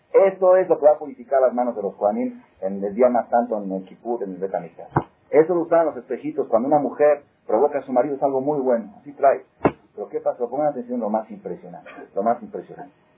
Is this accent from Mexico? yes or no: yes; Mexico; somos muy mexicanos